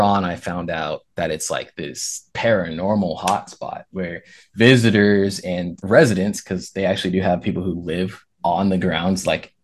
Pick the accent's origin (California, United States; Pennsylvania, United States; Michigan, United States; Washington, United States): Washington, United States; south of Seattle; moved away as an adult; now in Virginia, United States; I'm from south of Seattle. That's where I was born and raised